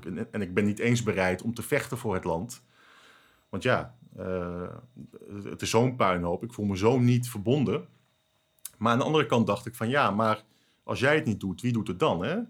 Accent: Netherlands; ik voel me Nederlander

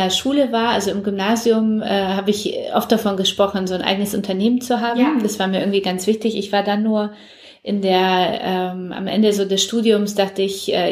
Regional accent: Poland; German is a second language; now in Germany; Ich komme ja selber aus Polen und mir war es sehr wichtig, dass sie auch aus Polen kommt ah, und meine cool. Tochter auch Polnisch spricht, ja.

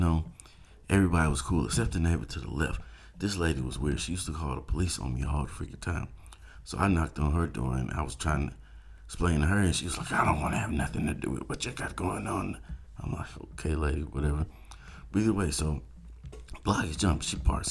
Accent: South Georgia, United States; I grew up in South Georgia

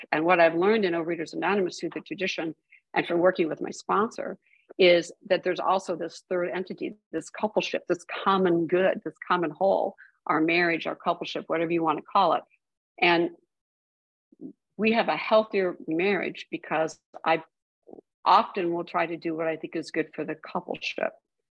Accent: Midwest, United States; I was raised in the Midwest

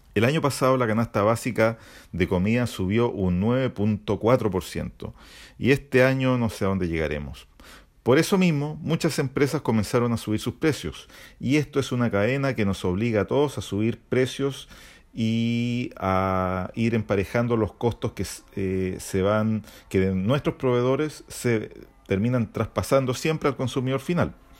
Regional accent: Chile

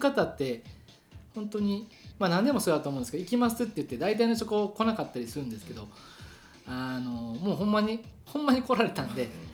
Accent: Kobe, Hyogo, Japan; 出身垂水だし、垂水っていうか舞妓だし

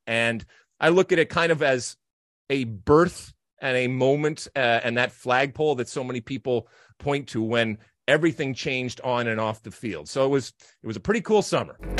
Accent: United States; as an American soccer player, and certainly those of us that grew up in the seventies and eighties

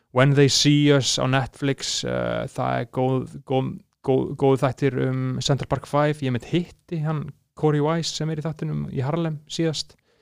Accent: Iceland; við sem Íslendingar

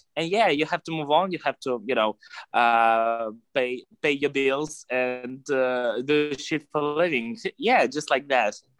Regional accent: Moscow, Russia; I'm from Moscow, Russia, from the capital of Russia, basically.

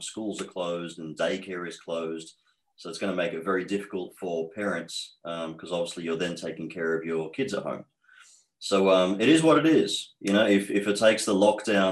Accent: Australia; accent: Australian; also born or lived in Egypt; So I have been in Australia since age 4. I am 38 now. So 34 years being raised in Australia, hence the accent that I have is very strong towards being Australian.

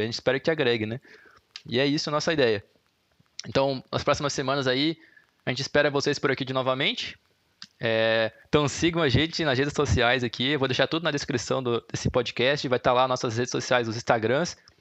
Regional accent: Brusque, Santa Catarina, Brazil; moved away as an adult; now in Curitiba, Brazil; Eu sou de Brusque

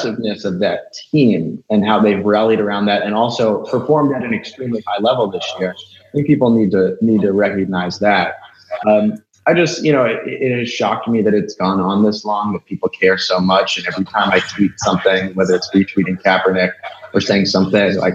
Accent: New York, United States; I'm from New York.

